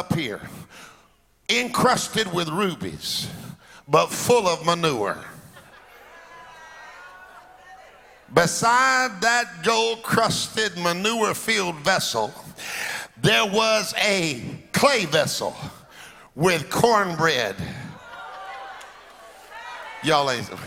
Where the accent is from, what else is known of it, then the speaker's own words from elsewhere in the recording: Alabama, United States; moved away; I was born in Alabama, but my daddy always had churches in the inner city